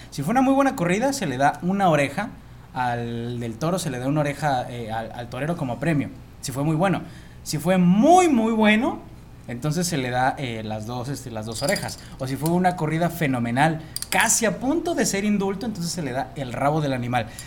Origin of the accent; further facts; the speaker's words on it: Mexico; como mexicanos